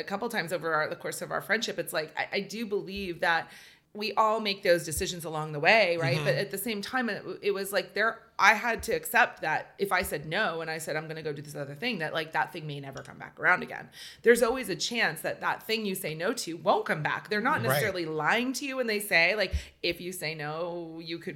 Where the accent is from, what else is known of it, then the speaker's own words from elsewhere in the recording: Bay Area, California, United States; also born or lived in New York; growing up in the Bay Area